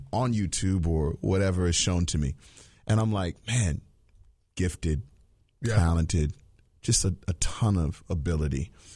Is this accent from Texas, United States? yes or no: no; Virginia, United States; me growing up in Virginia